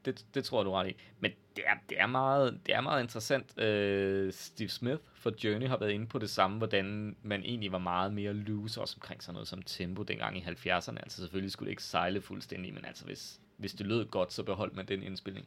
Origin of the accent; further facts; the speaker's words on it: Jutland, Denmark; være lidt overfølsom som jyde